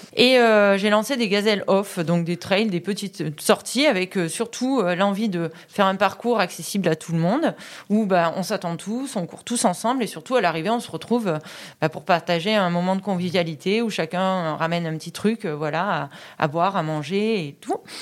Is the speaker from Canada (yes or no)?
no; Vaison-la-Romaine, Provence-Alpes-Côte d'Azur, France; also born or lived in Bédoin; je suis vauclusienne, moi, d'origine. J'habite Vaison, puisque je suis née là-bas